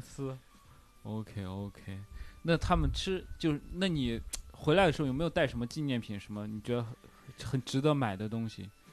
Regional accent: China; 我们中国人

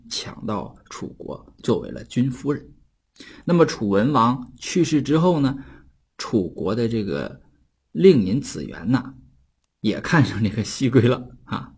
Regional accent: Northeast China, China; accent: Northeastern Mandarin (Dongbei dialect); 用我们东北话叫做“鸟悄儿”了

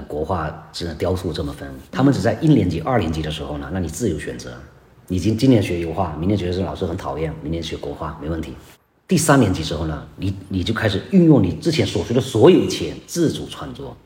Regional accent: China; 疫情期间呢，我们中国人走的最远的地方

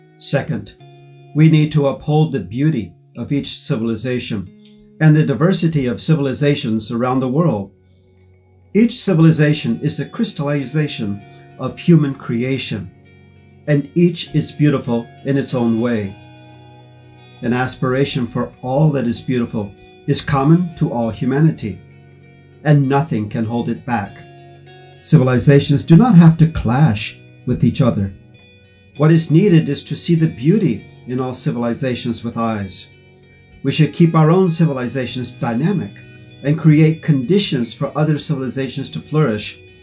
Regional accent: United States; moved away as an adult; now in Xiamen, China; from the United States, a professor at Xiamen University

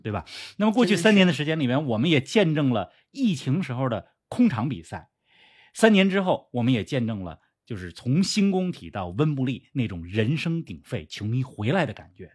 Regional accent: China; 我们中国人

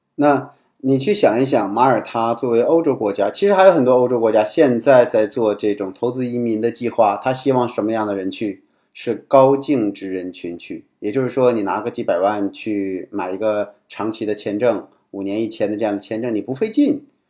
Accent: China; 我们中国人讲关系

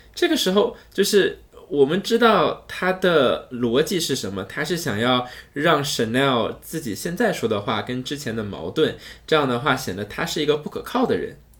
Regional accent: China; 我们中国人

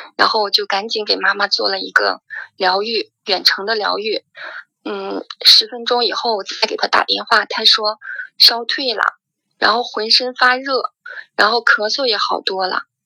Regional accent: Qingdao, Shandong, China; 我是来自青岛的

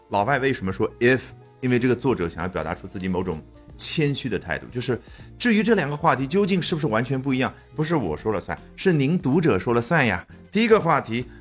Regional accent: China; 我们中国人

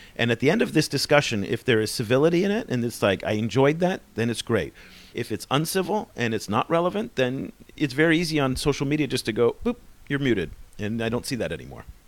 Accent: United States; moved away as an adult; also born or lived in Kinshasa; I'm American

